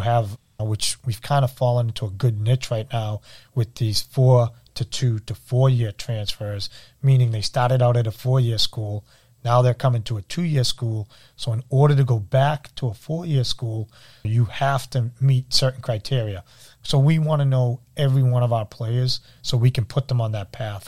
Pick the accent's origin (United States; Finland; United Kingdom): United States; Everett, Massachusetts; I grew up in Everett